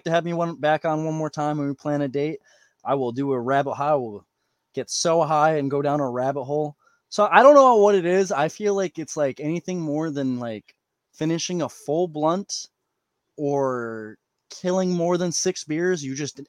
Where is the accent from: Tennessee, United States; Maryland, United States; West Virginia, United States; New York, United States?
New York, United States; I'm a New Yorker